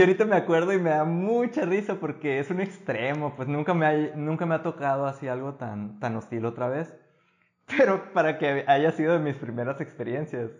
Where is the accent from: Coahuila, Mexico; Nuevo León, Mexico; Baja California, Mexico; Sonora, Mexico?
Sonora, Mexico; Guatabampo; moved away as an adult; also born or lived in Navojoa / Hermosillo; now in Sweden; yo crecí en Guatabampo